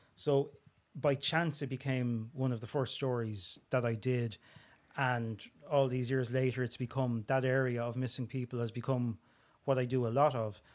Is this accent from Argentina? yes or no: no; Dublin, Leinster, Ireland; I'm from Springfield in Talla, Dublin twenty-four